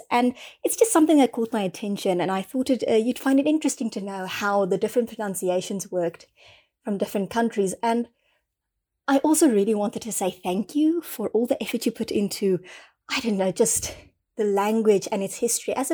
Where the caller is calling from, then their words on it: South Africa; um, I'm recording from South Africa.